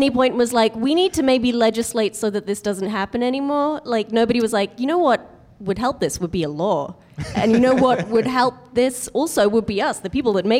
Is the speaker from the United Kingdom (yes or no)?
yes; United Kingdom; now in United States; Hi, I'm the British one.